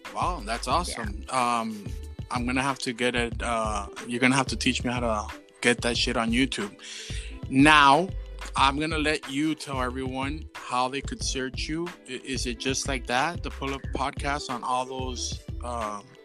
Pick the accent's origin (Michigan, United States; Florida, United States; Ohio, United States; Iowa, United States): Florida, United States; Miami; we're just a little straight 305 Miami over here